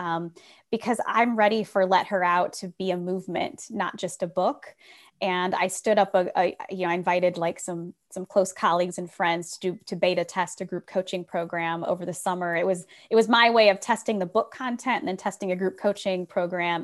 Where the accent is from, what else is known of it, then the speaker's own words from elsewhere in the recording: Republic, Ohio, United States; I grew up in Republic, Ohio, population six hundred